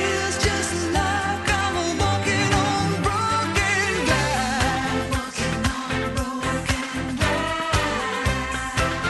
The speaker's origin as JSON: {"language": "English", "town": "Sligo", "region": "Connacht", "country": "Ireland", "tie": "born or raised there", "moved": "yes", "said": "my hometown of Sligo"}